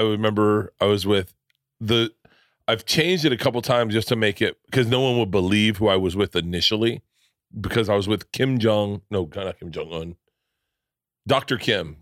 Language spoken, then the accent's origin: English; Florida, United States; I grew up in Florida